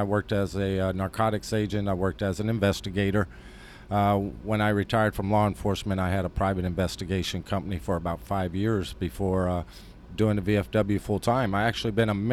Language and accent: English; New Mexico, United States; I'm from New Mexico.